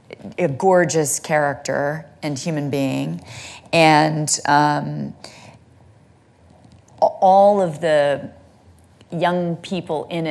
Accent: Santa Monica, California, United States; I'm from Santa Monica, California.

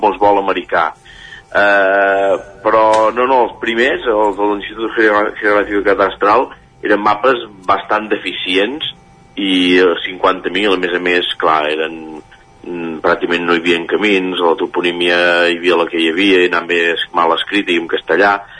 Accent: Manlleu, Catalonia, Spain; jo sóc de Manlleu

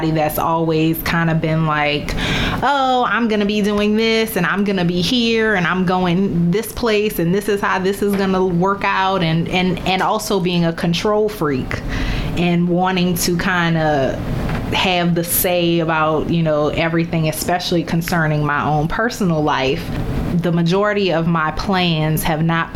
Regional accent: New Orleans, Louisiana, United States; moved away as an adult; also born or lived in Baltimore / Chicago / Dallas; My radio career required many cross-country relocations from my hometown of New Orleans to Baltimore, St. Louis, Chicago, Dallas, and now back to New Orleans

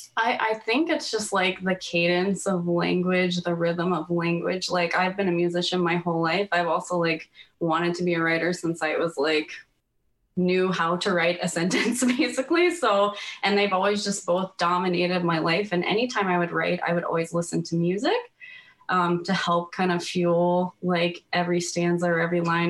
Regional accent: United States; now in Canada; I'm American I grew up there but now I live in Canada

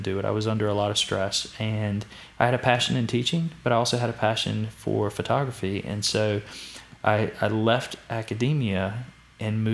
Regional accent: Danville, Virginia, United States; I grew up in Danville, loved Danville.

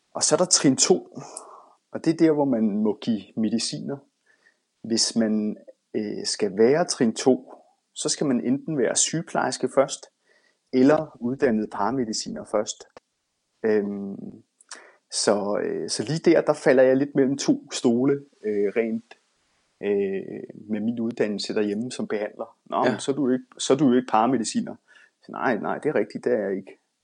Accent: Denmark; moved away as an adult; now in Bergen, Norway; jeg er den eneste dansker, der kører her

